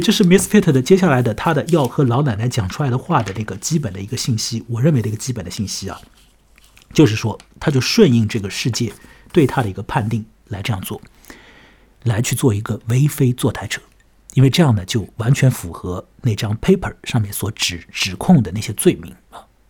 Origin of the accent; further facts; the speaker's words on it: China; 我们中国人有一句话叫做临时抱佛脚嘛